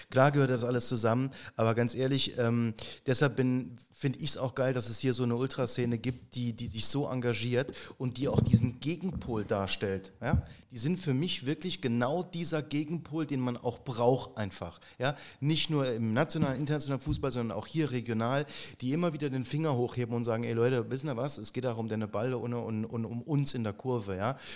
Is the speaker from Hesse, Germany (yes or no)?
yes; Frankfurt, Hesse, Germany; Als Frankfurter muss man Offenbach nicht